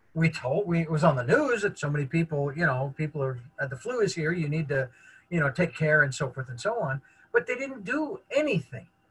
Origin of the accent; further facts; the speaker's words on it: United States; as an American